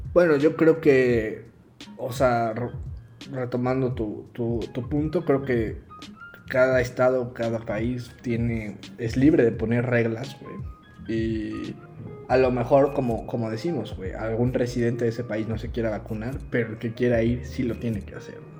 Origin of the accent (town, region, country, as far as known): Mexico